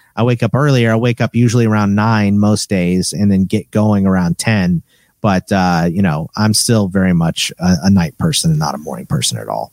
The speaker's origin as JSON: {"language": "English", "town": "Katy", "region": "Texas", "country": "United States", "moved": "yes", "lives_now": "Arizona, United States", "said": "I'm originally from Katy, Texas"}